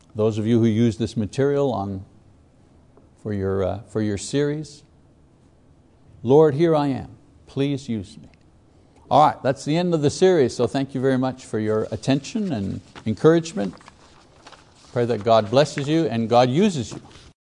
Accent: Quebec, Canada; I was a Catholic growing up in Quebec.

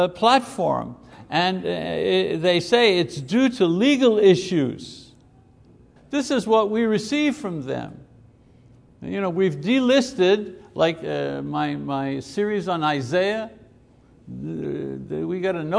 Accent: Quebec, Canada; moved away; We come from Quebec

